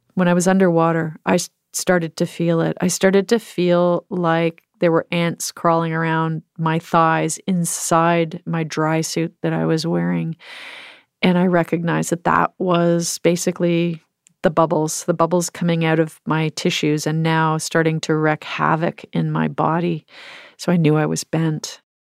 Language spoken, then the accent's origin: English; Canada; growing up in Canada